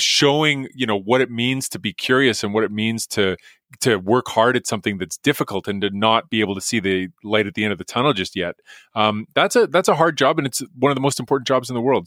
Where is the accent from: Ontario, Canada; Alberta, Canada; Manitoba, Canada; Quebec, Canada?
Alberta, Canada; Edmonton; I grew up in Edmonton, went to the U